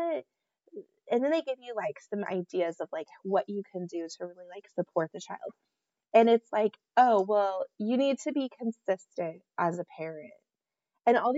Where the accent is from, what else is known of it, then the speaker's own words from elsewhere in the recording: Nebraska, United States; we are from Nebraska